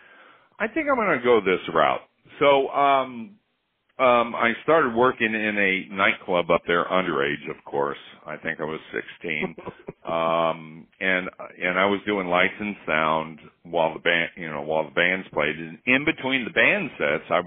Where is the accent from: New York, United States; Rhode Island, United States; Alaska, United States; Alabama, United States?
Alaska, United States; I grew up in Alaska